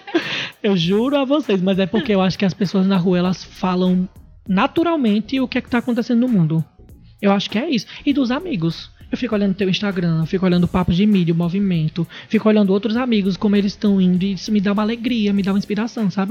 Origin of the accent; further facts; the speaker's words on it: Natal, Rio Grande do Norte, Brazil; moved away as an adult; now in São Paulo, Brazil; Sou daqui de Natal e atualmente estou morando em São Paulo.